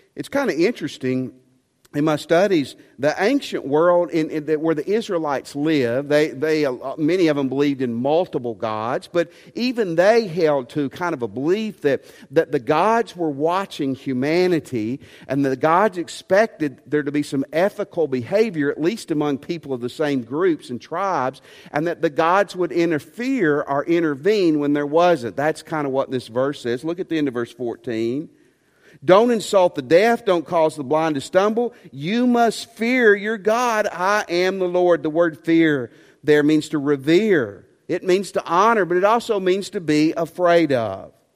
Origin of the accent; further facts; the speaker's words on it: West Tennessee, United States; I grew up in West Tennessee